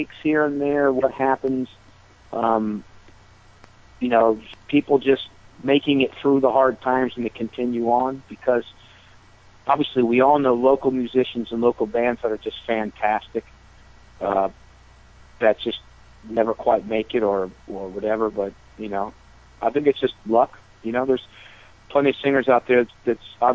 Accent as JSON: {"language": "English", "town": "Akron", "region": "Ohio", "country": "United States", "tie": "born or raised there", "said": "from Akron, Ohio, you know, got kids and family and got the restaurant"}